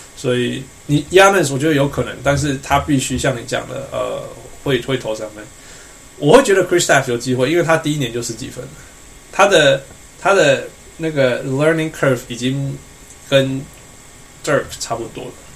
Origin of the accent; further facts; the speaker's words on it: Canada; 连我们加拿大人